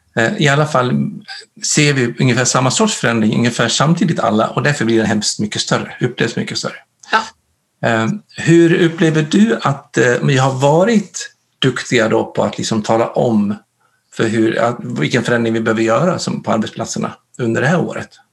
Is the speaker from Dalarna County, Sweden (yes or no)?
yes; Dalarna County, Sweden; jag kommer ju från Dalarna